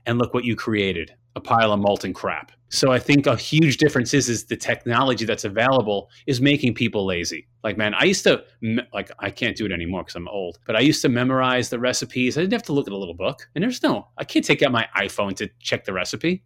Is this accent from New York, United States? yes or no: yes; Long Island, New York, United States; growing up in Long Island